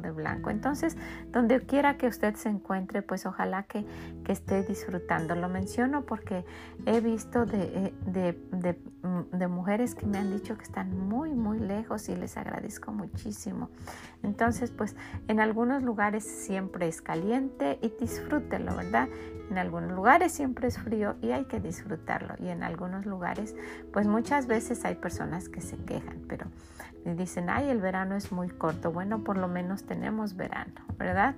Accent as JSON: {"language": "Spanish", "country": "Mexico", "said": "en mi país, que es México"}